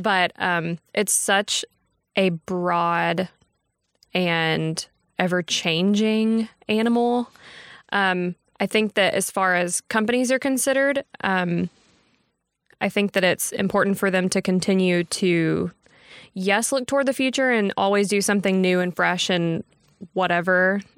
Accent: Texarkana, Texas, United States; moved away as an adult; now in Tyler, United States; I had interned back home. I'm from Texarkana

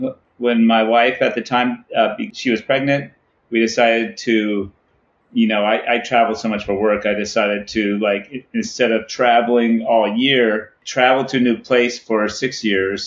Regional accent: San Diego, California, United States; it's also like my hometown

